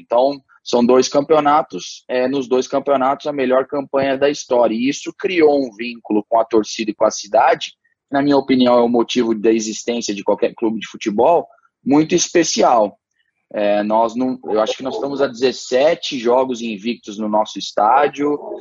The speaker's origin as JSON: {"language": "Portuguese", "country": "Brazil", "said": "eu era brasileiro"}